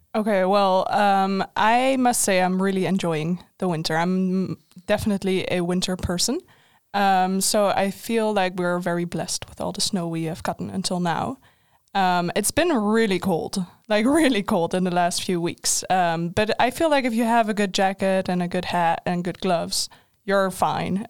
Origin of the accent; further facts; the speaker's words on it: Netherlands; moved away as an adult; now in Linköping, Sweden; I'm Dutch